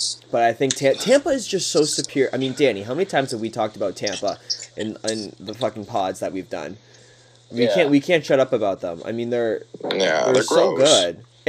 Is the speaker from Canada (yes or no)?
yes; Thorold, Ontario, Canada; born or raised there